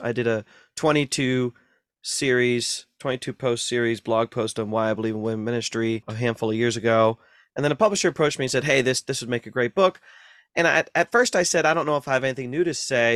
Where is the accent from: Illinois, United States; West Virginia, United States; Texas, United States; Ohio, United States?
Ohio, United States; North Central; I grew up in Ohio, North Central Ohio